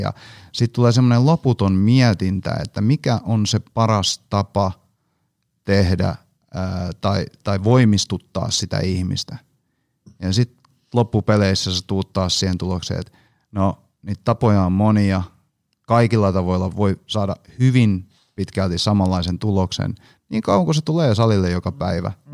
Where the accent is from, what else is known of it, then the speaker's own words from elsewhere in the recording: Hanko, Uusimaa, Finland; mä oon siis Hangosta kotosin